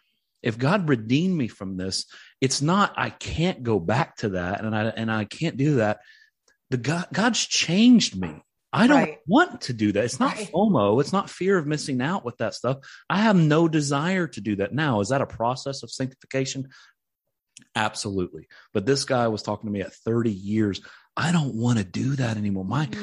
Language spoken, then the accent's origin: English; Tennessee, United States; But I grew up in East Tennessee, which is about 2.5-3 hours away from Middle Tennessee, where I am now, where the ministry is.